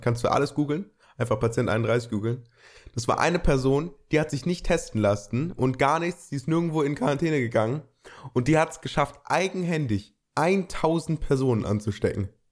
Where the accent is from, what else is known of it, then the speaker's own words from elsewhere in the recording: Germany; bei uns in Deutschland